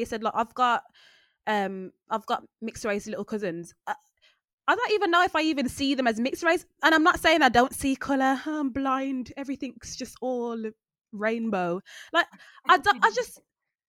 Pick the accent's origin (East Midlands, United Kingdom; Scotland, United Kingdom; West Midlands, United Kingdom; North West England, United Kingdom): West Midlands, United Kingdom; Birmingham; I'm from Handsworth